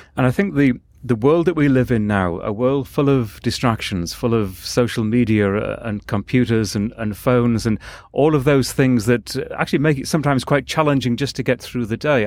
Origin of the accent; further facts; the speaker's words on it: England, United Kingdom; I'm from England